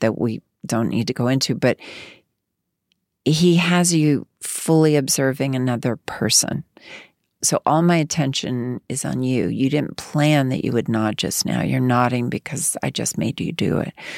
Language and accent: English; Arkansas, United States; moved away as an adult; a young girl from Arkansas